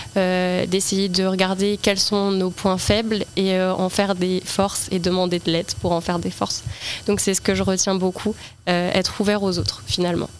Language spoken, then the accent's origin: French; L'Aigle, Normandy, France; born or raised there